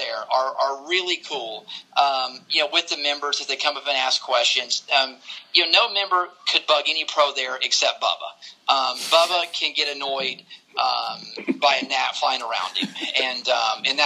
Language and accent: English; Augusta, Georgia, United States; growing up in Augusta, watching the Masters all those years